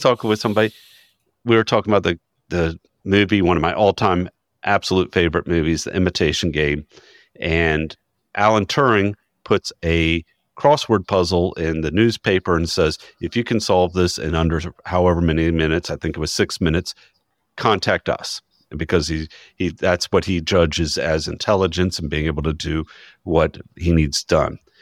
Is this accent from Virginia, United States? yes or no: yes; Chesapeake, Virginia, United States; my true hometown of Chesapeake, Virginia